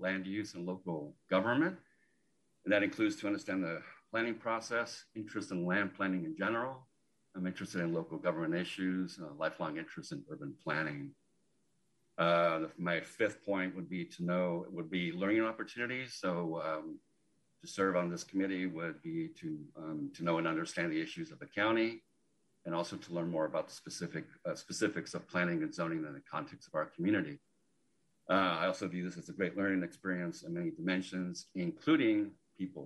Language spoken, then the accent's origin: English; Sacramento, California, United States; I'm a Sacramento native, born and bred in Sacramento